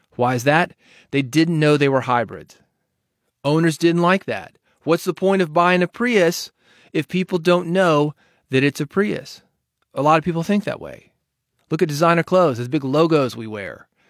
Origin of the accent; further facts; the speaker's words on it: Nashville, Tennessee, United States; being from Nashville